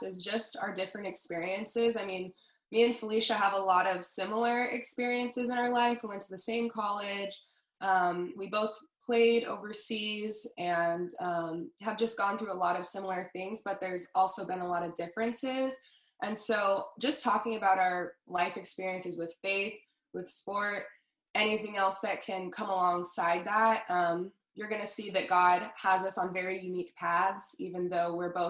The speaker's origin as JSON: {"language": "English", "region": "Southern California", "country": "United States", "tie": "born or raised there", "said": "I was born and raised in Southern California"}